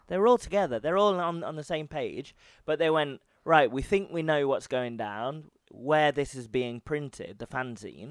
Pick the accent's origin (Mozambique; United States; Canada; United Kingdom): United Kingdom; I'm from Britain